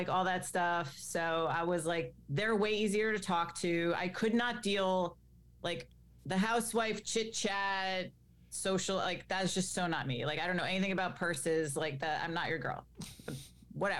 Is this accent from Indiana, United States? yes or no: no; Greenwich, Connecticut, United States; I grew up in Greenwich, Connecticut, which, as you know, is quite the wealthy town